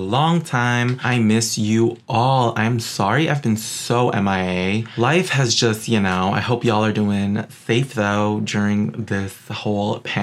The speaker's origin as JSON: {"language": "English", "town": "New York City", "region": "New York", "country": "United States", "also_born_or_lived": "West Hollywood", "moved": "yes", "lives_now": "Burbank, United States", "said": "I'm from Queens, New York"}